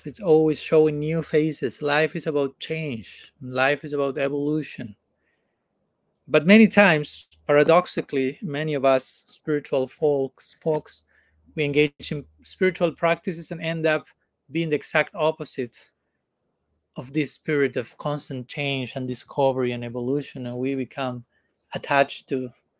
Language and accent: English; Argentina; now in India; I come from Argentina. I was born in Argentina. I don't come from Argentina now. I'm coming from India, but I was born in Argentina.